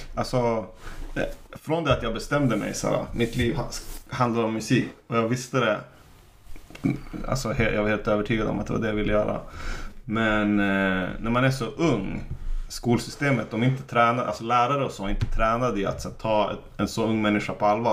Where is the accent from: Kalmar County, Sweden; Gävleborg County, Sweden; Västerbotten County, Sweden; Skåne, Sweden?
Västerbotten County, Sweden; Umeå; Jag är från Umeå.